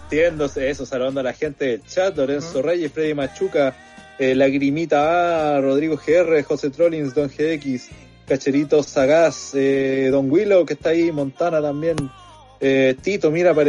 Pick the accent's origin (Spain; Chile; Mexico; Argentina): Chile; vos te sentías orgulloso de ser chileno.